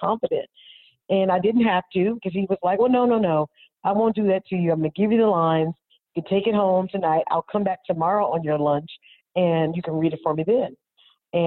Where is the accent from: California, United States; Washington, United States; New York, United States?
California, United States; Oakland; moved away as an adult; now in Los Angeles, United States; I'm from Oakland.